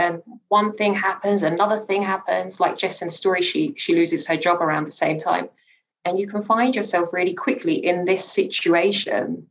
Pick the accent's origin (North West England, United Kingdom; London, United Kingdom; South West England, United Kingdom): London, United Kingdom; also born or lived in Newham; I grew up in Hackney in particular